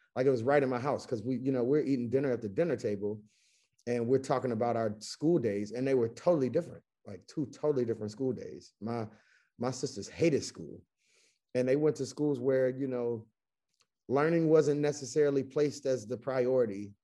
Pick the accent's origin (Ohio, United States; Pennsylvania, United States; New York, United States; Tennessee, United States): Tennessee, United States; Chattanooga; moved away as an adult; also born or lived in Greensboro, North Carolina / Baltimore, Maryland / Washington, D.C.; I'm born and raised in Chattanooga, Tennessee